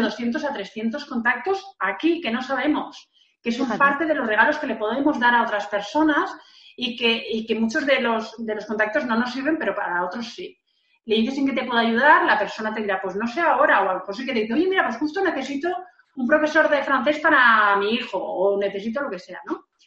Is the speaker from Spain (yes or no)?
yes; Valencian Community, Spain; Yo tengo que decir que yo soy de Valencia, de un pueblo donde eh, eh, pasaba la ruta del bacalao